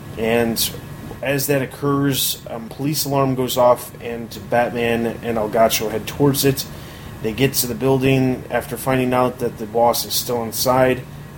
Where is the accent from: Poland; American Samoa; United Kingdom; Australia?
United Kingdom; England; even though I am English